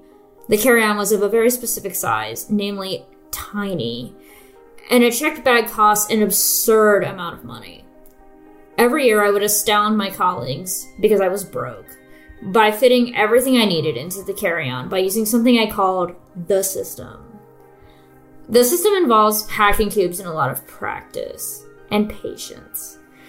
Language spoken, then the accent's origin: English; the South, United States; Being American and from the South, competitive cycling is simply not a thing there